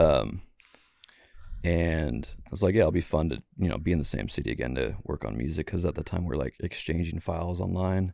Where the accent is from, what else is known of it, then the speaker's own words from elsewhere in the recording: Bay Area, California, United States; also born or lived in Seattle; now in Portland, United States; from the Bay Area, California originally